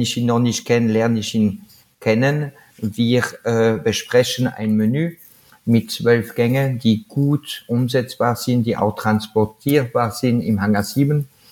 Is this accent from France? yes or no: yes; France; German is a second language; now in Salzburg, Austria; ich bin Franzose